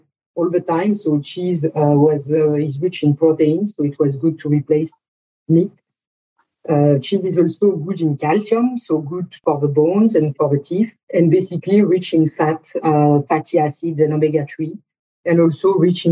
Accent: France; moved away as an adult; now in United States; my accent tells a lot about myself. So I'm French. I've been living in the US for 20 years

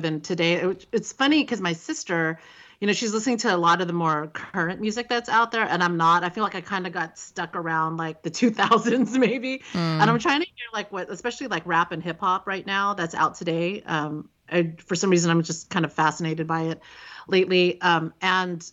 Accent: Vallejo, California, United States; I grew up in Vallejo

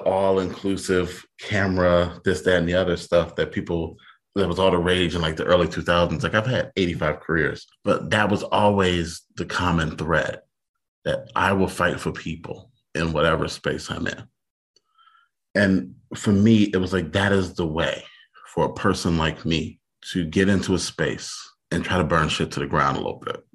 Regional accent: Detroit, Michigan, United States; I grew up in Detroit in the 80s when it was the murder capital of the country

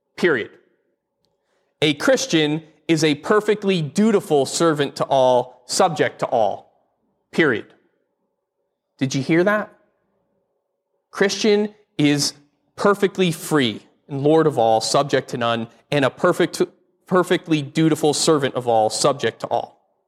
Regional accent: Connecticut, United States; moved away; I grew up in Connecticut, one of the original

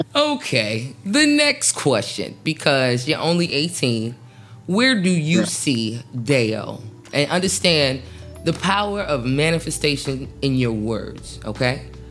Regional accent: New Jersey, United States; I'm from Jersey

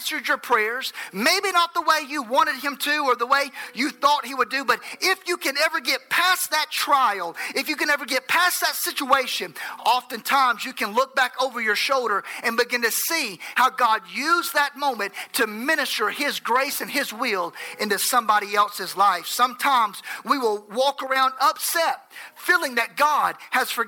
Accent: Enterprise, Alabama, United States

